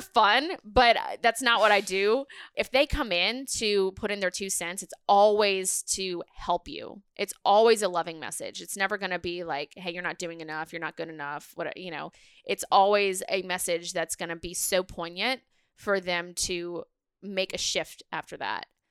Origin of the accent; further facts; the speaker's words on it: New Orleans, Louisiana, United States; I'm from New Orleans